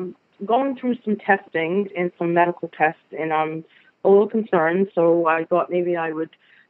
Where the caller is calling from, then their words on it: Providence, Rhode Island, United States; I'm calling from Providence, Rhode Island.